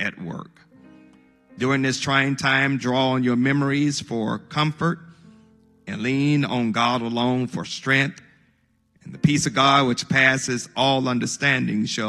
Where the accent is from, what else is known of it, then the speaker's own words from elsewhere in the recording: Monticello, Mississippi, United States; my hometown of Monticello, Mississippi